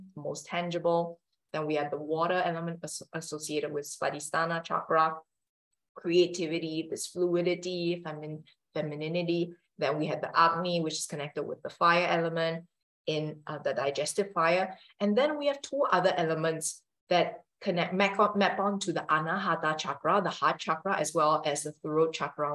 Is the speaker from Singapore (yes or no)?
yes; Singapore; now in Italy; I'm from Singapore, which is an Asian country.